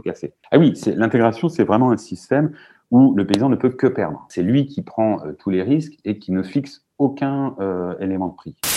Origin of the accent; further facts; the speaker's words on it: Manche, Normandy, France; chez moi, dans la Manche